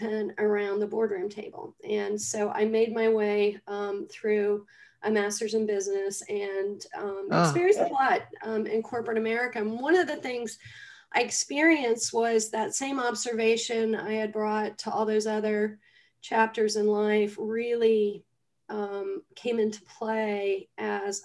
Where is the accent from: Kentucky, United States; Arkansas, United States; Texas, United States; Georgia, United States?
Georgia, United States; Atlanta; I grew up in Atlanta, Georgia.